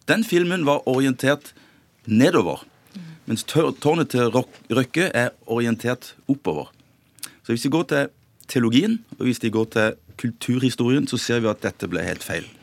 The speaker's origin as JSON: {"language": "Norwegian", "area": "Sørlandet", "region": "Southern Norway", "country": "Norway", "said": "jeg kommer fra Sørlandet"}